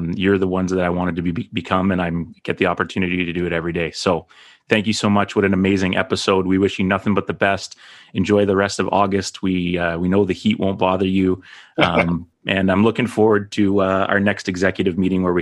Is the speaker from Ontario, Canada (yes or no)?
no; Fraser Valley, British Columbia, Canada; I grew up in the Fraser Valley area